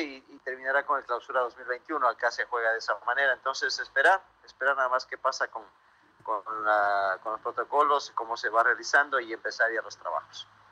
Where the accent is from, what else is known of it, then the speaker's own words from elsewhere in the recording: Ecuador; nosotros, por ejemplo, como ecuatorianos